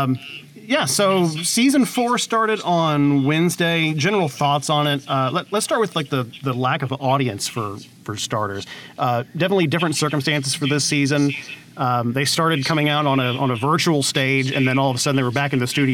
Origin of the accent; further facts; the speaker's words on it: Tennessee, United States; I'm from Tennessee